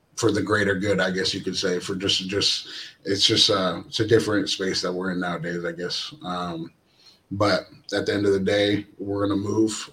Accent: Astoria, Oregon, United States; I'm originally from Astoria, Oregon. Um, Jordan Poyer is my brother. Um, we are we're half brothers. I'm half Samoan and half white, and he's half black and half white. And um, we were both raised together in, in, in Astoria, Oregon

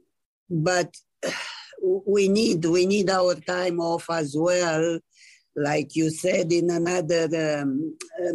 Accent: Romania; now in Canada; I am from Romania

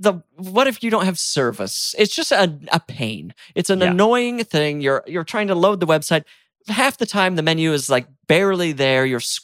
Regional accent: right outside of Salt Lake City, Utah, United States; moved away; I'm from Utah.

